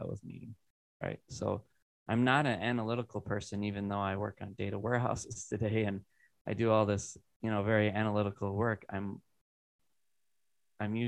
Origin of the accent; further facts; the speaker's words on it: Iowa, United States; moved away as an adult; now in Wisconsin, United States; I grew up in Iowa, very rural area.